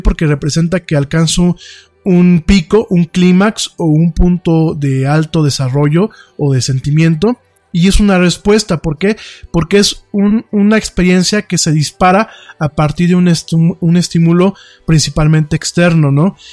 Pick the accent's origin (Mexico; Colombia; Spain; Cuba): Mexico; aquí en México